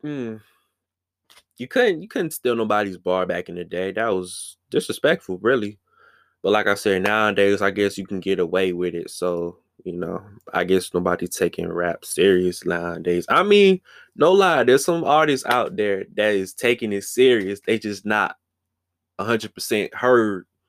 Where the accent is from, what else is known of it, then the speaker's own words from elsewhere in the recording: Washington, District of Columbia, United States; DC holding it down. Yes, indeed. That's my hometown